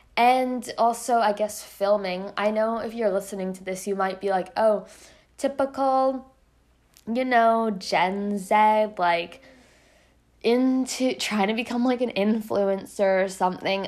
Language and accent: English; Canada; I'm Canadian